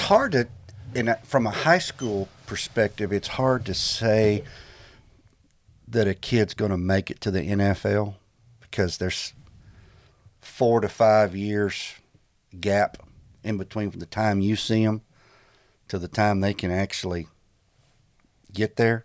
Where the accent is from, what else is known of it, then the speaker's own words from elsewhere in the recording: Texas, United States; moved away as an adult; also born or lived in Florida; I grew up in Texas, played high school ball